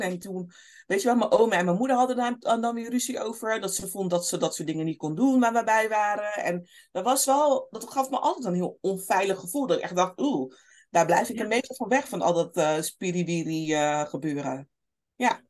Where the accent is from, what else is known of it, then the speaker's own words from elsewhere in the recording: Rotterdam, South Holland, Netherlands; opgegroeid in Rotterdam, Kralingen, Krooswijk, Oude Noorder